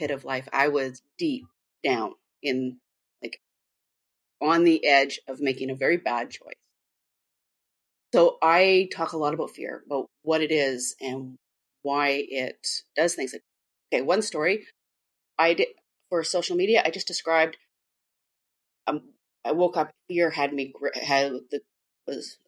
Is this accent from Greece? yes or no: no; Vancouver, British Columbia, Canada; I'm from Vancouver, Canada, very different place.